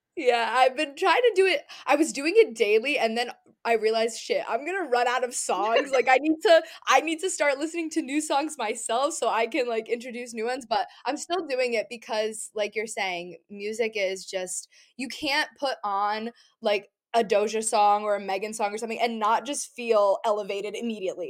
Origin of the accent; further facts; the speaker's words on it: New England, United States; growing up in New England, growing up in a beach area